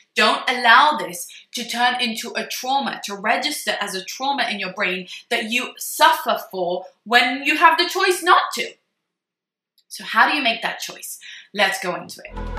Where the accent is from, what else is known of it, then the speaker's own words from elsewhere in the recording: Jerusalem, Jerusalem District, Israel; my hometown in Jerusalem